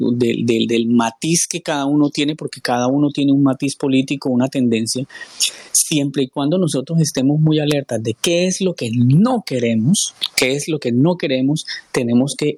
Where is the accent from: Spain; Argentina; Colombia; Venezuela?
Colombia; nosotros como colombianos